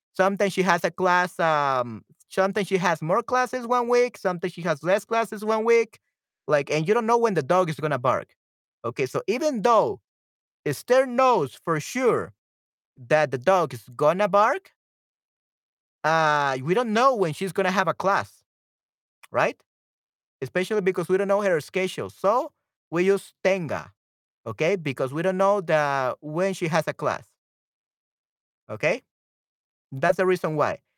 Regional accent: El Salvador; I'm from El Salvador. I'm not from Panama

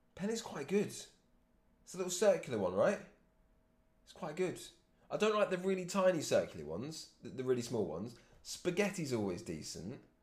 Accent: England, United Kingdom; I'm English

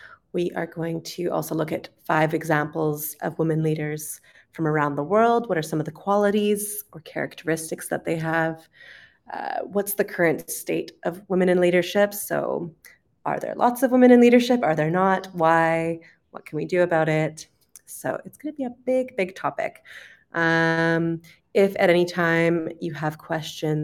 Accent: Canada; accent: Canadian; moved away as an adult; also born or lived in United Kingdom; I'm originally from Canada, so today we will be listening to a Canadian accent.

